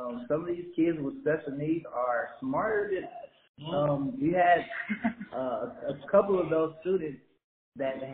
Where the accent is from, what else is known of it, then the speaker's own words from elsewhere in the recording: Los Angeles, California, United States; I'm really from Los Angeles